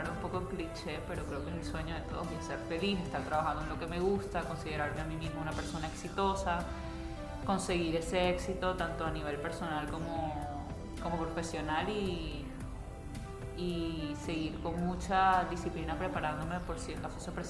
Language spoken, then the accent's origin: Spanish; Barranquilla, Atlántico, Colombia; Somos gente extremadamente alegre, gente muy folclórica, muy cálida, como típico costeño en realidad. No puedo hablar únicamente de Barranquilla, pero pues ya que la pregunta va dirigida a los barranquilleros, es como esa alegría con la que hacemos todo.